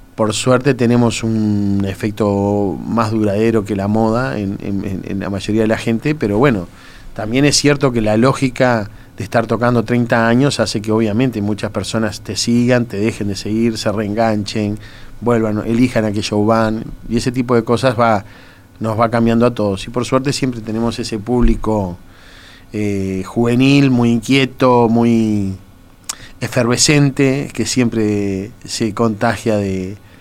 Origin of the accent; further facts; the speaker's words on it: Uruguay; somos uruguayos